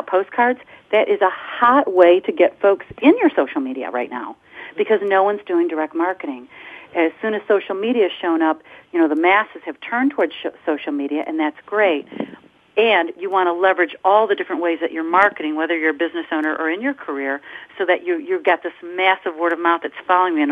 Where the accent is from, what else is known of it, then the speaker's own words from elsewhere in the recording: Michigan, United States; I'm from the Michigan area